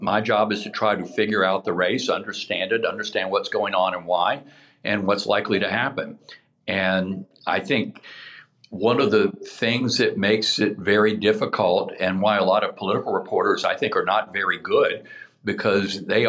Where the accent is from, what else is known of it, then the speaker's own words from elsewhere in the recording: the South, United States; I grew up in the South.